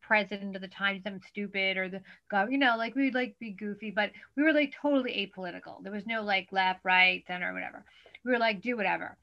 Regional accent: New York City, New York, United States; I'm a born and bred native New Yorker.

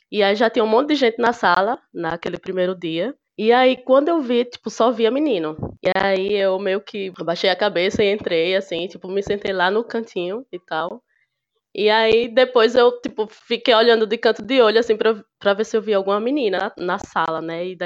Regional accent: Sergipe, Brazil; sou de Sergipe, do interior do Sergipe.

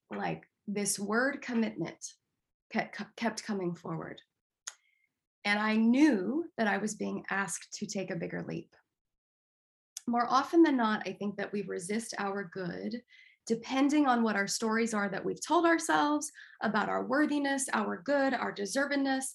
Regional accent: Denver, Colorado, United States; moved away as an adult; now in Seattle, United States; Dr. Roger Teal, who I grew up with in Mile High Church in Denver.

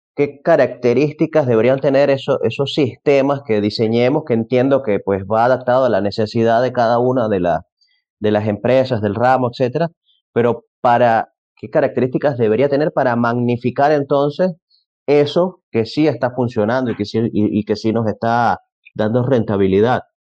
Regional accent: Venezuela; yo soy venezolano, en Venezuela se suele decir

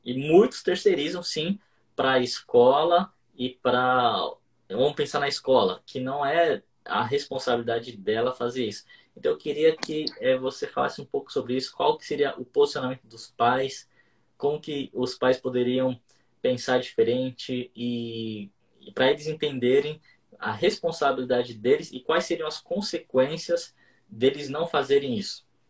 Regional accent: Brazil; nós brasileiros

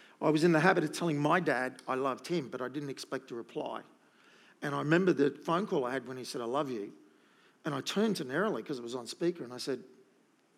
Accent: Gold Coast, Queensland, Australia; when you live on the Gold Coast

